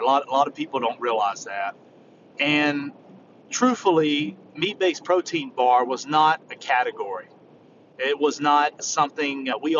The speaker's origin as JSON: {"language": "English", "region": "the South", "country": "United States", "said": "I come from the South and I love comfort food."}